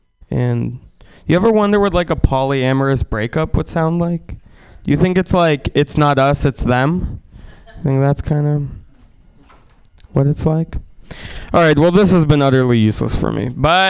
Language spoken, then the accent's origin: English; San Francisco, California, United States; also born or lived in Russia; I... Grew up in San Francisco.